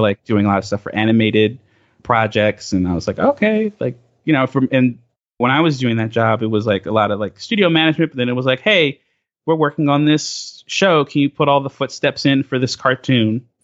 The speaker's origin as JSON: {"language": "English", "town": "Bay Shore", "region": "New York", "country": "United States", "tie": "born or raised there", "said": "I grew up in Long Island proper"}